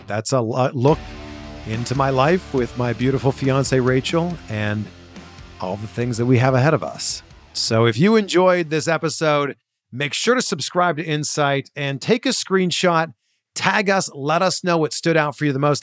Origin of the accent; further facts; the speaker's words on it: Canada; a fellow Canadian